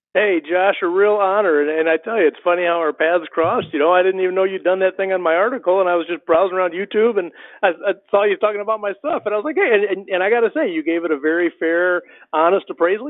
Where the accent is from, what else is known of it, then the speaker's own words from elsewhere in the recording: Michigan, United States; moved away as an adult; also born or lived in Ohio / Kentucky / Texas; now in Georgia, United States; i grew up in michigan small town small town guy